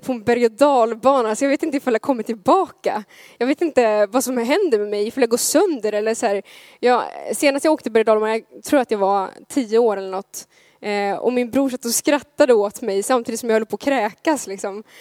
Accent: Gothenburg, Västra Götaland, Sweden; som göteborgare

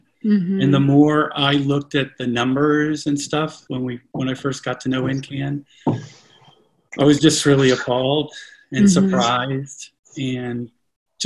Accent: Connecticut, United States; also born or lived in Oklahoma; exploring out in the woods, the streams and stuff that we lived around in Connecticut when we moved there from Oklahoma

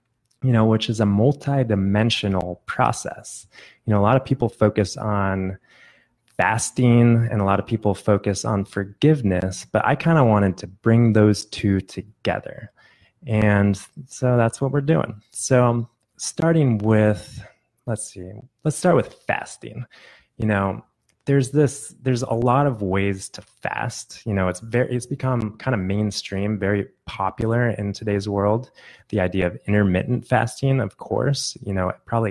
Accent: Phoenix, Arizona, United States; I am in Phoenix, Arizona, which is my hometown

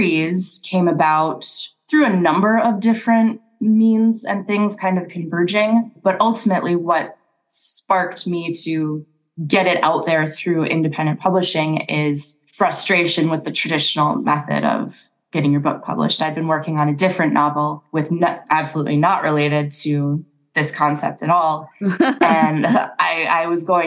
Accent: Minnesota, United States; I grew up in Minnesota

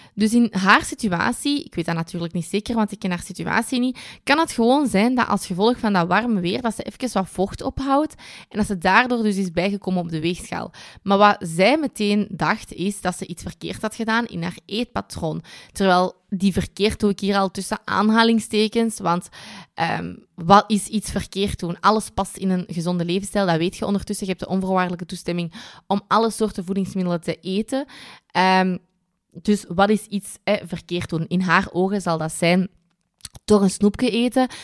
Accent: Kempen, Flanders, Belgium; bij ons in de Kempen

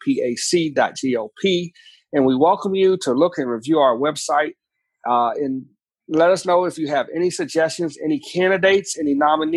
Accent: Washington, District of Columbia, United States; I grew up in Washington, D.C.

